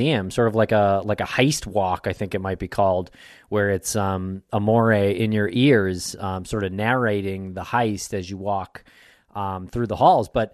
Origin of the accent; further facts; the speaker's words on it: Medford, Massachusetts, United States; I grew up in Medford right down the street my entire childhood